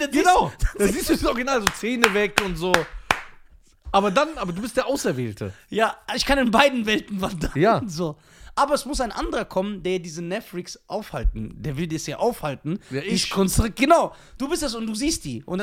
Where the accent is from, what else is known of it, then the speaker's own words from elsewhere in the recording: India; Auch als Inder. Ich, wenn ich so meine Haare glätte.